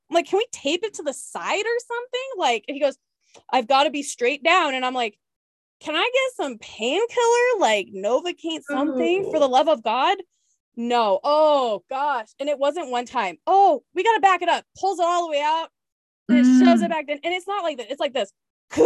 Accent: Spokane, Washington, United States; also born or lived in Whidbey Island, Washington; now in El Paso, United States; I'm from the Eastern side. Yeah. Washington, Spokane, right next to Idaho

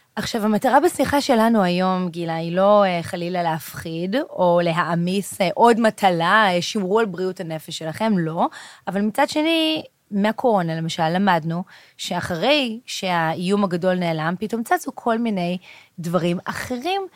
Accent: Israel; אנחנו ישראלים, גם אם נהיה במדינה שהיא איננה ישראל

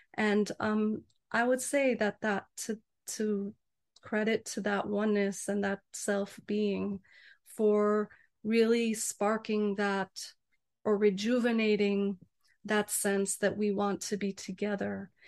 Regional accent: United States; I'm American

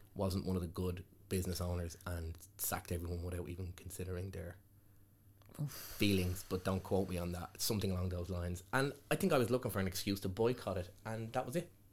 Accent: Dublin, Leinster, Ireland; now in England; That's where I'm from.

